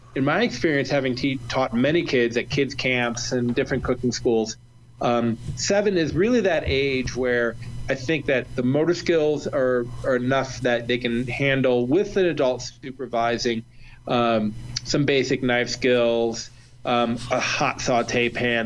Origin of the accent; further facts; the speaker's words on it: Ohio, United States; now in Colorado, United States; I'm from Ohio